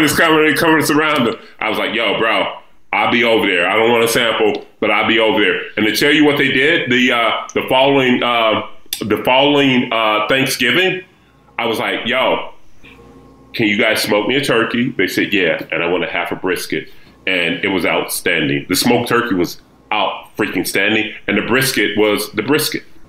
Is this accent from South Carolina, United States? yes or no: no; Dallas, Texas, United States; now in New York City, United States; I'm from Dallas